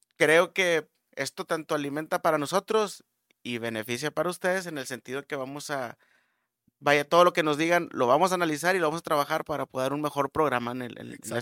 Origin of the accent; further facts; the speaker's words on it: Monterrey, Nuevo León, Mexico; hablando como regios